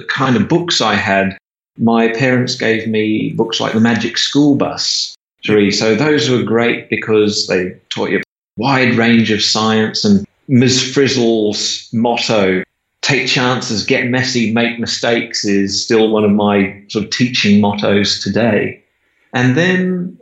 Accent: Perth, Western Australia, Australia; So I grew up in Perth, Western Australia. I've pretty much lived here all my life.

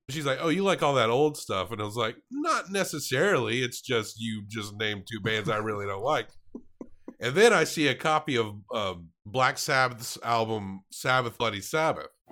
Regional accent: Tennessee, United States; my home state of Tennessee

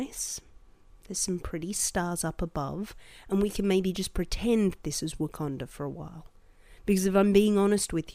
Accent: Australia; as an Australian

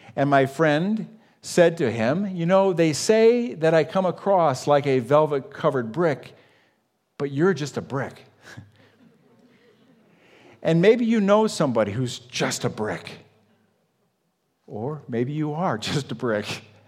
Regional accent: United States; I grew up on Lake Erie

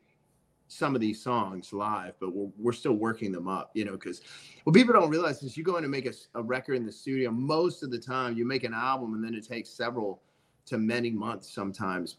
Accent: the South, United States; I'm from the South

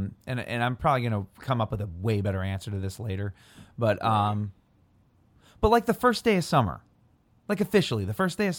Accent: Illinois, United States; And I think that that's special to growing up near Chicago because I think that I'm not really sure what the story.

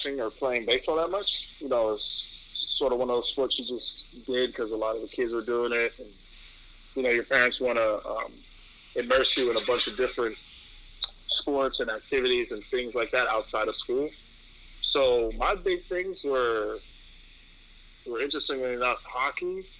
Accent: New York City, New York, United States; growing up in New York

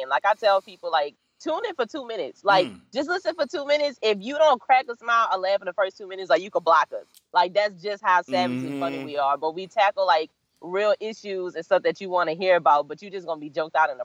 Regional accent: New Orleans, Louisiana, United States; I am from New Orleans, Louisiana, over there in the States

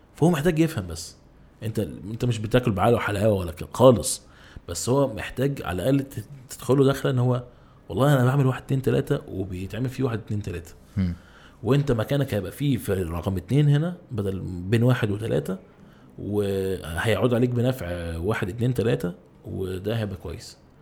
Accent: Egypt; احنا عندنا في مصر

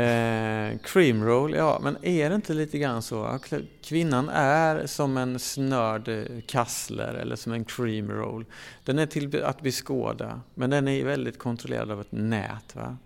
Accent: Sweden; som svensk

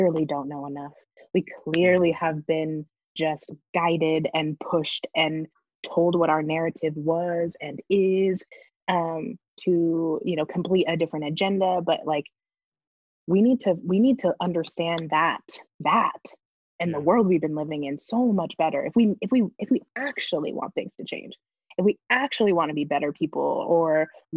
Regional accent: Northern California, United States; I grew up in Northern California in a very like quiet, like wine country.

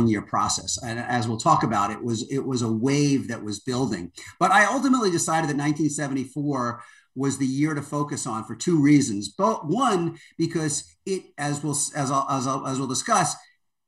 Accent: New York, United States; moved away as an adult; also born or lived in Washington, D.C.; now in Los Angeles, United States; I grew up in New York, but as an adult, I've kind of spent my adult life bouncing between Washington mostly and then

